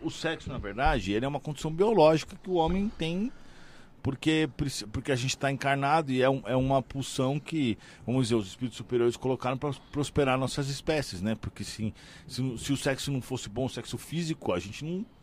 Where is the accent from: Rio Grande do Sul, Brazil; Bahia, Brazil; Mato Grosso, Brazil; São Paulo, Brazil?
São Paulo, Brazil; now in Balneário Camboriú, Brazil; Eu sou de São Paulo, ah, mas né? Não mas eu não moro mais em São Paulo, moro em Balneário Camboriú